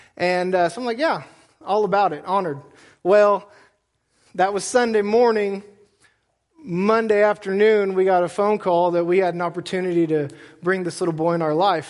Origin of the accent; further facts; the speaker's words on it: United States; I'm an American